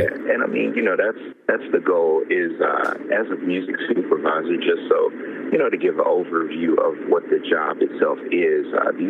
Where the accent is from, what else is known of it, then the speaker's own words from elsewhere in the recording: Birmingham, Alabama, United States; moved away; I am originally from Birmingham, Alabama